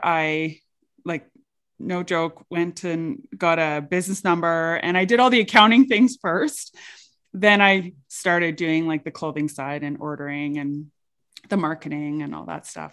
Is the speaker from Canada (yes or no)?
yes; St. Paul, Alberta, Canada; I grew up in a very small town. Um, I grew up in Saint Paul.